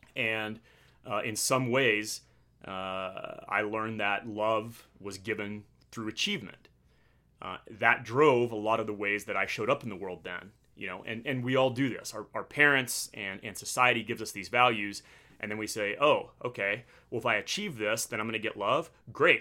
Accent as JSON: {"language": "English", "town": "Midland", "region": "Texas", "country": "United States", "tie": "born or raised there", "also_born_or_lived": "Annapolis, Maryland / Pensacola, Florida / Virginia Beach, Virginia / San Diego, California", "moved": "as an adult", "said": "I grew up in Midland, Texas, which is the oil and gas capital of the world"}